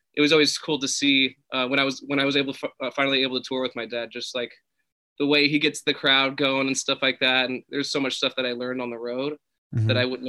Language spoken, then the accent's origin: English; California, United States; I'm in Malibu right now. Yeah, born and raised.